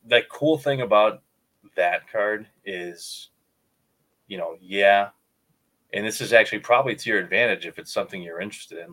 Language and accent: English; Chicago, Illinois, United States; Growing up in Chicago